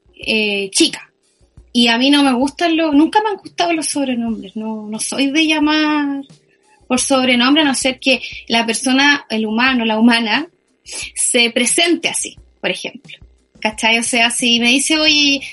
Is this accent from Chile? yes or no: yes; Chile